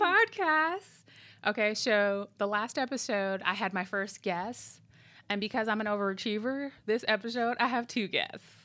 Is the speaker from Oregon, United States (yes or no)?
no; Minneapolis, Minnesota, United States; moved away; also born or lived in Illinois; I grew up part of my time in, in, in Minneapolis.